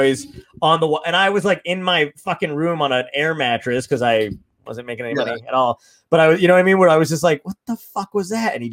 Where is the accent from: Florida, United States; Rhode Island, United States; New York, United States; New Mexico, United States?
New York, United States; New York City; also born or lived in California; I was born in Brooklyn